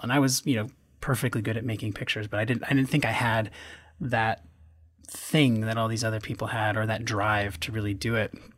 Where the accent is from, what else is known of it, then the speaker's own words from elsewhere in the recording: Western Massachusetts, United States; moved away as an adult; also born or lived in Chicago; I grew up in Western Massachusetts in a little town in the Connecticut River Valley.